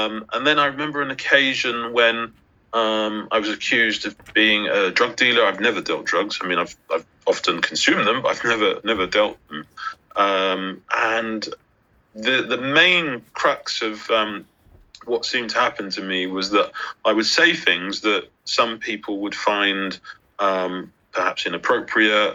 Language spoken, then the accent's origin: English; London, United Kingdom; I grew up in South London. I grew up in Brixton